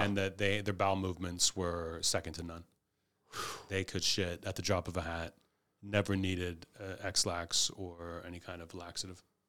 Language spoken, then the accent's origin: English; Pittsburgh, Pennsylvania, United States; moved away; I was from Pittsburgh